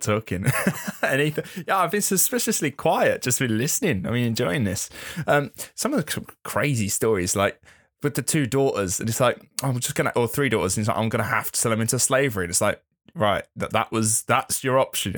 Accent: England, United Kingdom; being English

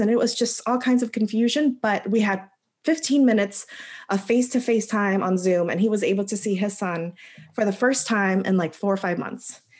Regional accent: the DC area, Maryland, United States; moved away as an adult; also born or lived in North Carolina; I'm originally from Maryland, the DC area

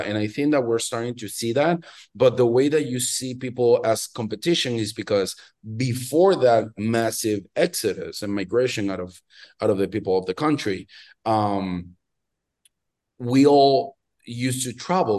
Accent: Venezuela; moved away as an adult; also born or lived in Miami, United States; now in New York, United States; I'm originally from Venezuela. I'm from Latin America, uh, born and raised, and spent, you know, big chunk of my life there until I was around twenty-six, twenty-seven.

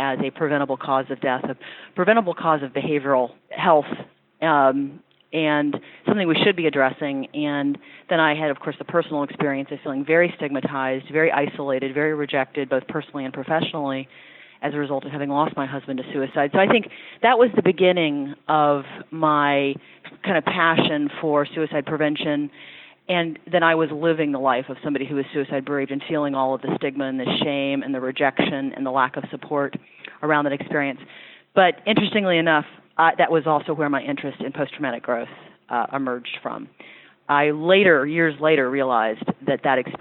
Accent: Louisville, Kentucky, United States; moved away as an adult; also born or lived in Ashland, Kentucky / Ohio / Washington, D.C. area; I grew up in Kentucky, in Louisville, and then graduated from high school in Ashland, Kentucky

